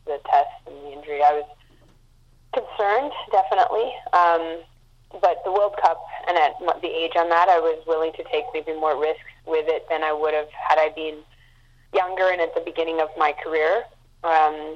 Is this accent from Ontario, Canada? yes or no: no; Montreal, Quebec, Canada; now in Vancouver, Canada; it was my hometown